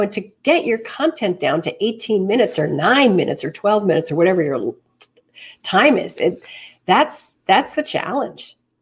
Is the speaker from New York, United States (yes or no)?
yes; New York City, New York, United States; moved away as an adult; I was born and bred right here in the city.